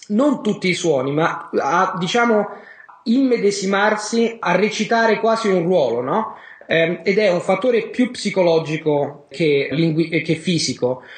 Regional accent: Rome, Lazio, Italy; sono di Roma, sono italiano, sono di Roma

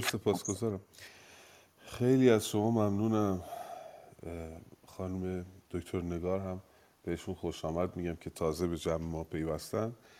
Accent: Iran; من ایرانی هستم

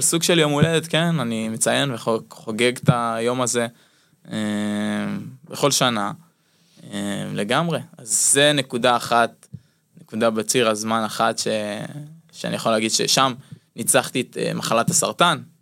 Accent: Jezreel Valley, Northern District, Israel; לאולם שאני גדלתי בו בתור ילד, בתור נער בעמק יזרעאל שמשחק כדורסל במועדון

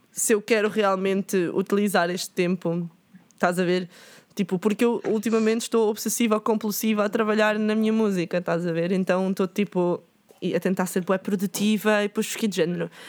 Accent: Lisbon, Portugal; Fetal porque sou de Lisboa.

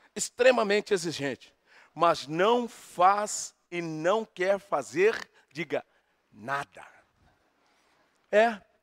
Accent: Brazil; nós somos brasileiros aqui

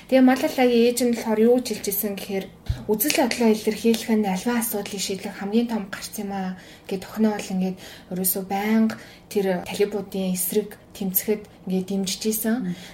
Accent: Mongolia; би ямар гоё газар амьдарч байгаа юм бэ те ямар сайхан эх орондоо байгаа юм бэ

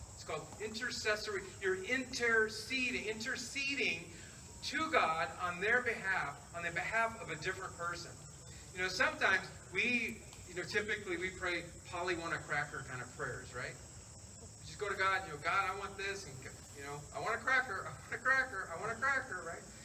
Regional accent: the South, United States; I'm from the South

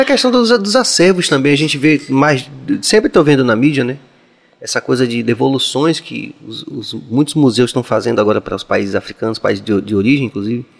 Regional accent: Northeast Region, Brazil; moved away; also born or lived in São Paulo; da gente como nordestino em São Paulo

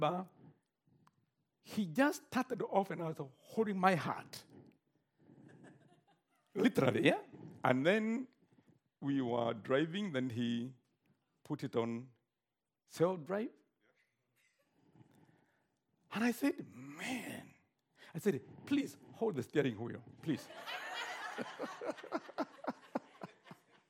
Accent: Kenya; I'm a Kenyan.

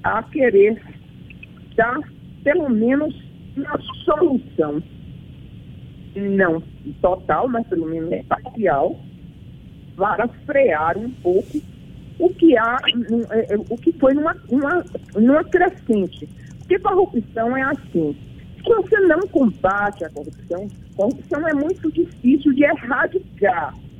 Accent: Bahia, Brazil; como baiana

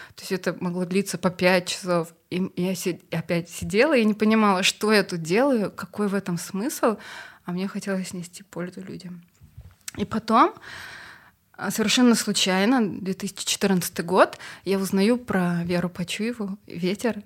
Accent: Kazakhstan; moved away as an adult; now in Russia; я из Казахстана

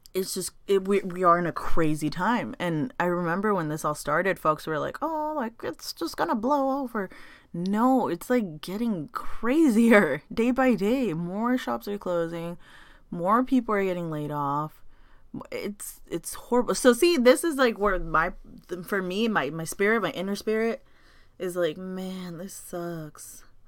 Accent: United States; I was born and raised in NoHo.

